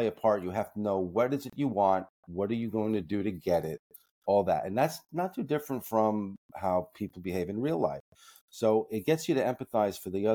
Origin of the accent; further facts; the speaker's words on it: New York City, New York, United States; I grew up in the Bronx